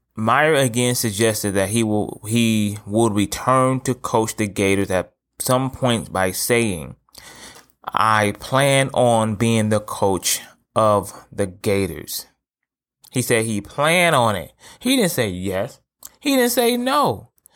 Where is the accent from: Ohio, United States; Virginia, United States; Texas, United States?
Ohio, United States; Toledo; I'm from Toledo, Ohio, right? I live here currently.